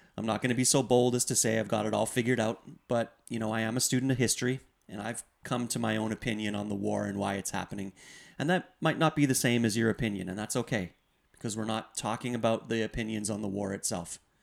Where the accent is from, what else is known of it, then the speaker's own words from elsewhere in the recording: Canada; as Canadian citizens